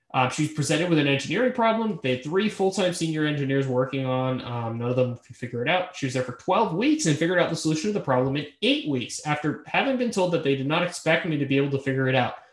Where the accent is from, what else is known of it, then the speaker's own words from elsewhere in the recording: Boston, Massachusetts, United States; I'm from Boston